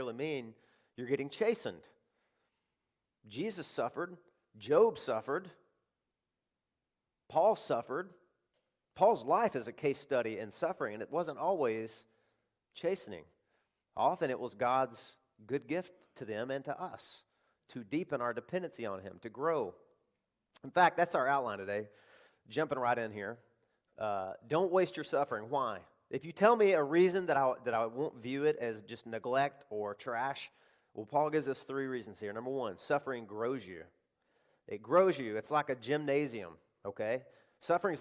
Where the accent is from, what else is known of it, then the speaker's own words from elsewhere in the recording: Arkansas, United States; I live in the South. I live in cotton country. I grew up there in Arkansas